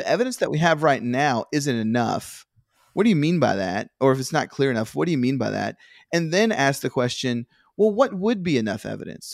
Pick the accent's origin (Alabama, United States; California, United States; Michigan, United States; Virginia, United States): Virginia, United States; I grew up in Virginia